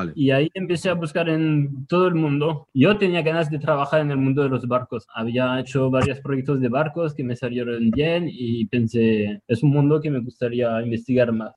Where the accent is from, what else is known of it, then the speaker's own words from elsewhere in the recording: Tours, Centre-Val de Loire, France; Spanish is a second language; moved away as an adult; also born or lived in Nantes, France; now in Barcelona, Spain; Yo nací en el centro de Francia, en una ciudad pequeñita que se llama Tours. Me quedé ahí hasta los 18 años